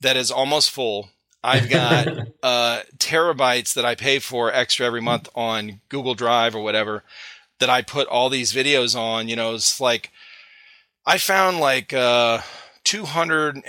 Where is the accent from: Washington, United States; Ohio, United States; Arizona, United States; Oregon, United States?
Ohio, United States; Cleveland; moved away; we're originally from Cleveland, Ohio